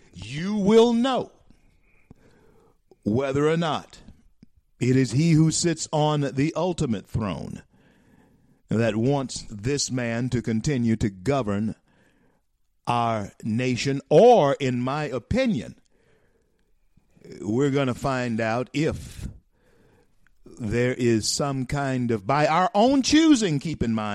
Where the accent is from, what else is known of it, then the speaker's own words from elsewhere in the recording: Louisiana, United States; my state, my home state, the great state of Louisiana